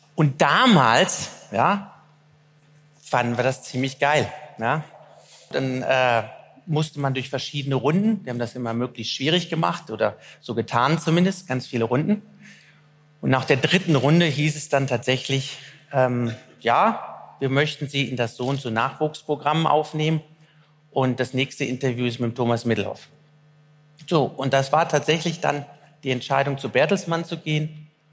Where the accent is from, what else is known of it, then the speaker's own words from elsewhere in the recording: Germany; also born or lived in Cologne; Ich bin Deutscher